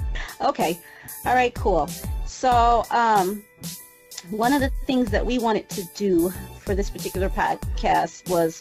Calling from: Midwest, United States; I am calling in from the Midwest.

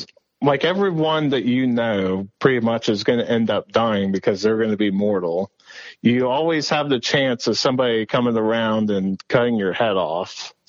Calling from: Urbana, Ohio, United States; accent: Philadelphia; I am calling from Urbana, Ohio, which is about an hour west of Columbus, Ohio.

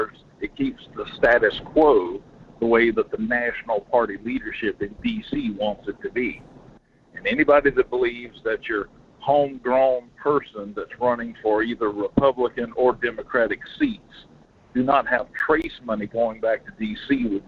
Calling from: Denali, Alaska, United States; It's … out of Denali.

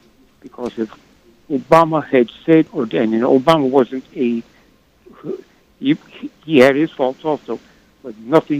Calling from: New York City, New York, United States; from New York City.

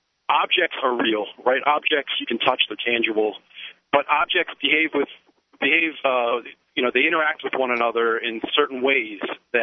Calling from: Connecticut, United States; I'm calling from Connecticut. I'm racing back to beat a snowstorm in Philadelphia.

